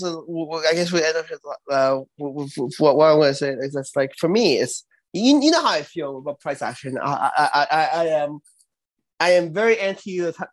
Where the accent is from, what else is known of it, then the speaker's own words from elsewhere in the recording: Canada; I'm Canadian. We are Canadian.